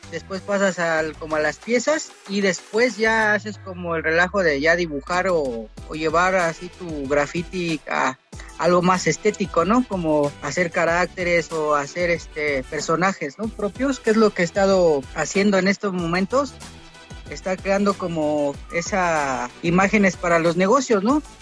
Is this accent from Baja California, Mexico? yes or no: no; Mexico City, Mexico; al, al lugar de donde, de donde soy, de Valle Gómez.